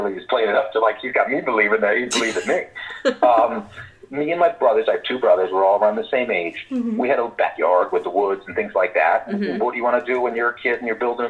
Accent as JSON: {"language": "English", "town": "Wyckoff", "region": "New Jersey", "country": "United States", "tie": "born or raised there", "said": "I grew up in Wyckoff"}